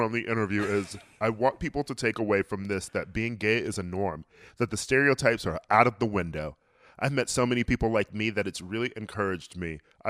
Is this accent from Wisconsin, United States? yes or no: yes; Milwaukee, Wisconsin, United States; I'm from Milwaukee